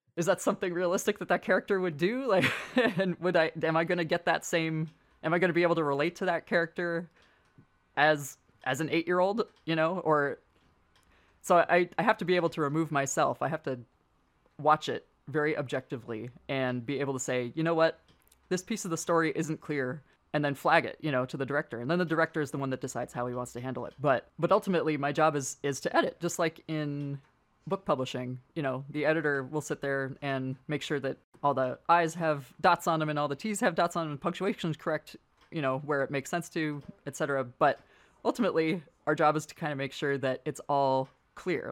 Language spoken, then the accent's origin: English; San Francisco, California, United States; I grew up in San Francisco